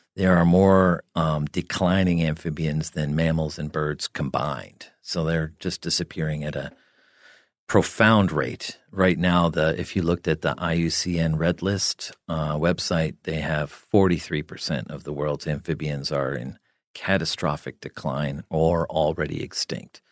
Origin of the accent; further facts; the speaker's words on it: New Jersey, United States; I grew up in New Jersey